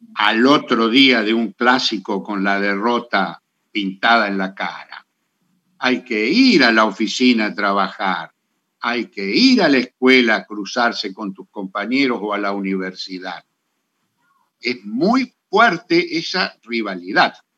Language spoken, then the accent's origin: Spanish; Argentina